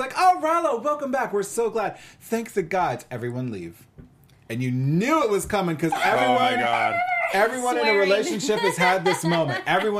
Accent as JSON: {"language": "English", "country": "South Africa", "said": "I'm South African."}